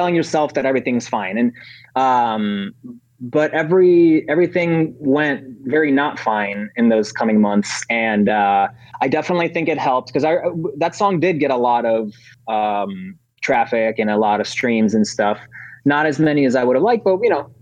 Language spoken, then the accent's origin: English; Chicago, Illinois, United States; moved away as an adult; also born or lived in Ukraine; now in Los Angeles, United States; I skipped kindergarten entirely, and I went right into first grade in Chicago. So we moved to Chicago first. And I was there until I was like 22 or 23